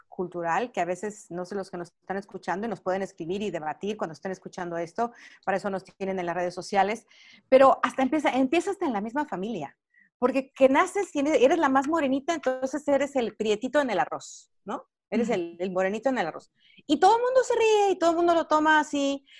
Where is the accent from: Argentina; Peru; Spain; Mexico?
Mexico; moved away as an adult; now in Los Angeles, United States; yo soy mexicana, tengo 20 años radicando en este país